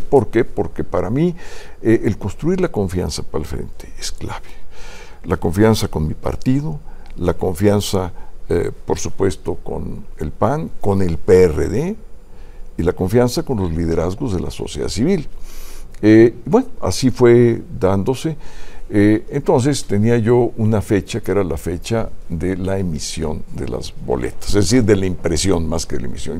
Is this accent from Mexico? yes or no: yes; Mexico; somos los mexicanos